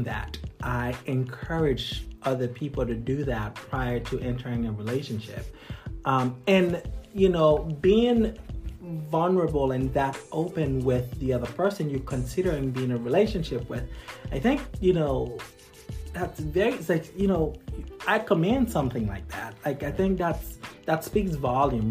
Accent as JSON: {"language": "English", "country": "Haiti", "tie": "born or raised there", "moved": "yes", "said": "I'm originally from Haiti, right? Okay. Growing up in Haiti"}